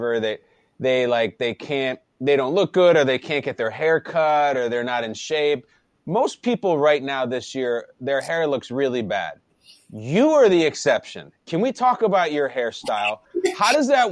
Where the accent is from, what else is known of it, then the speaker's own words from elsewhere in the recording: Chicago, Illinois, United States; I grew up in Chicago, so I grew up a Bears fan